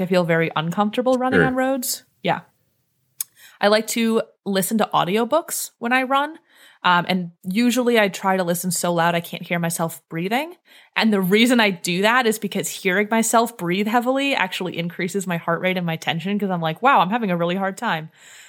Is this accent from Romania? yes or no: no; Northeast, United States; fear of ticks because I grew up in the Northeast